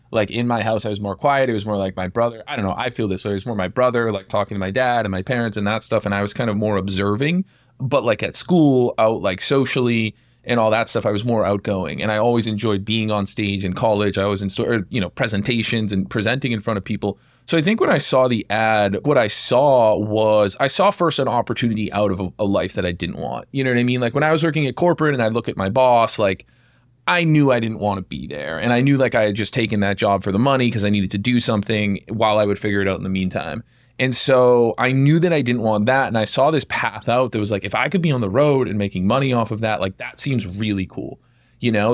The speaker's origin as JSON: {"language": "English", "region": "Massachusetts", "country": "United States", "tie": "born or raised there", "said": "I was born and raised in Massachusetts."}